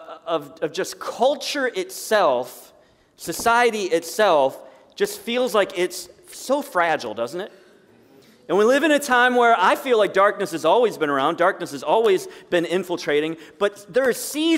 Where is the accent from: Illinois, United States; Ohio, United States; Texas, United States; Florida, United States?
Ohio, United States; Sandusky; And I grew up in Sandusky.